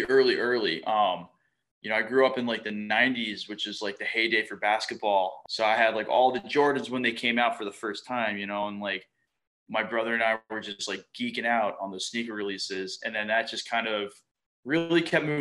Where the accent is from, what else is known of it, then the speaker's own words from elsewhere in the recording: Fort Lauderdale, Florida, United States; I grew up in South Florida.